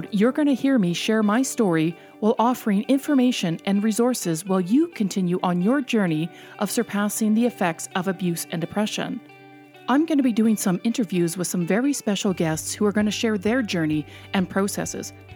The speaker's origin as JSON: {"language": "English", "country": "Canada", "said": "We're so Canadian"}